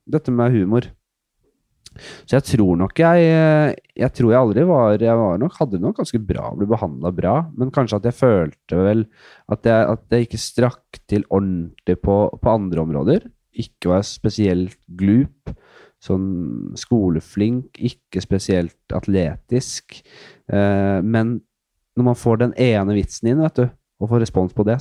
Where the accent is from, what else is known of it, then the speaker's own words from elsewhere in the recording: Oslo, Norway; Bekkelaget. Nordsand. Ja. I Oslo.